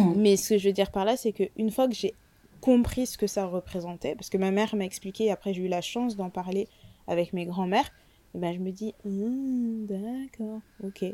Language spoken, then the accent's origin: French; France; je suis née en France